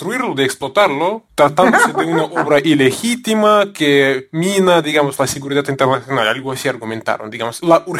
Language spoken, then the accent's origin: Spanish; Russia; Spanish is a second language; como yo soy ruso, y aquí usted sabe que los rusos, la mayoría somos ortodoxos